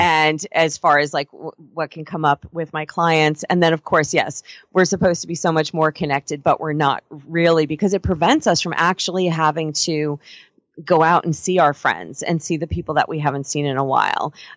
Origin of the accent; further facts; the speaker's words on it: Stony Brook, New York, United States; moved away as an adult; now in California, United States; growing up in New York, particularly on Long Island, I'm from out in Stony Brook area.